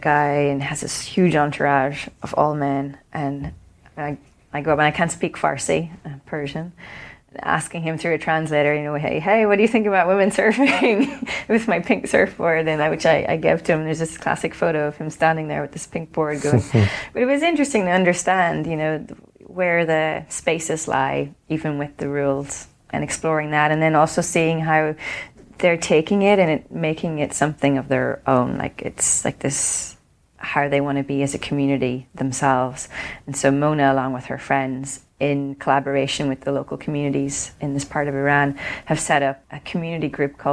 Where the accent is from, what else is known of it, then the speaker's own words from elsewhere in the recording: Ireland; I grew up in Ireland